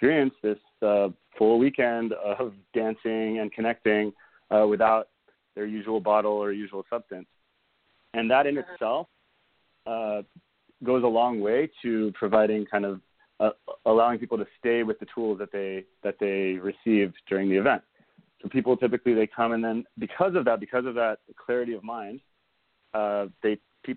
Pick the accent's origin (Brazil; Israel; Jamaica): Israel; now in United States; I grew up in Israel